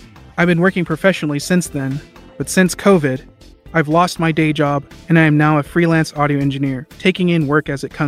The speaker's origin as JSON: {"language": "English", "town": "Fort Worth", "region": "Texas", "country": "United States", "said": "I'm an audio engineer and I'm from Fort Worth, Texas"}